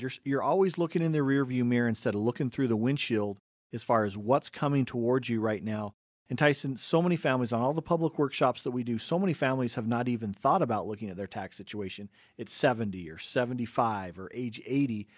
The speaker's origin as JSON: {"language": "English", "town": "Cottonwood Heights", "region": "Utah", "country": "United States", "tie": "born or raised there", "said": "we grew up in Cottonwood Heights, and so we were smack dab in the middle between Big Cottonwood Canyon, Little Cottonwood Canyon"}